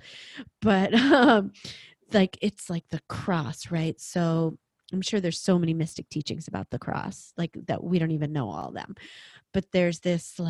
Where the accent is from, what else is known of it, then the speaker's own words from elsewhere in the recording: New York, United States; I'm a New Yorker